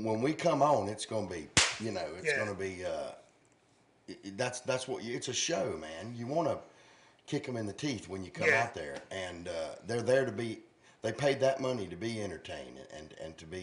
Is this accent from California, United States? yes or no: no; Dallas, North Carolina, United States; I'm a Dallas boy, but I'm Gaston County